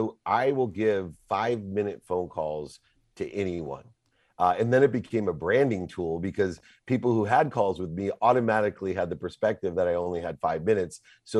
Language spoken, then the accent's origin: English; California, United States; But you know, I'm from Southern California.